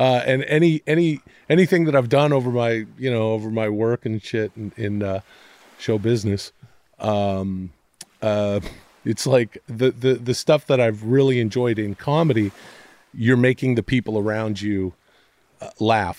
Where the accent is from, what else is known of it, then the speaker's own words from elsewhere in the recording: Ladner, British Columbia, Canada; moved away as an adult; now in Los Angeles, United States; growing up in Canada, in the area that I did, it was just outside of Vancouver in the suburbs, uh, I like to call it a, you know, a farming, fishing village of Ladner, British Columbia.